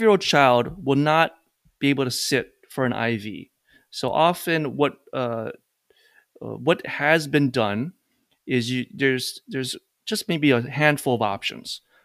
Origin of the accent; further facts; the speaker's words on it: Hawaii, United States; now in New York, United States; I'm actually from Hawaii. Came to New York, met my wife, and never left since then.